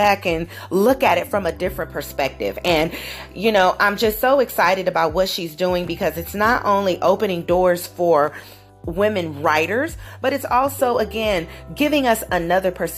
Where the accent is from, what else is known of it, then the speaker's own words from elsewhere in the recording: Southern California, United States; moved away; I am originally a West Coast girl, born and raised in Southern Cal, SoCal, as they call it